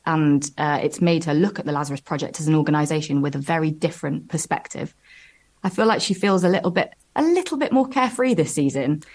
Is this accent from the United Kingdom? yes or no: yes; Nottingham, East Midlands, United Kingdom; moved away as an adult; now in London, United Kingdom; I'm from Nottingham and I moved to London in 2012